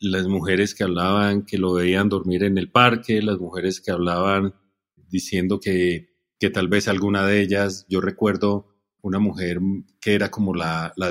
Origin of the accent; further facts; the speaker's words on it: Colombia; soy fotógrafo colombiano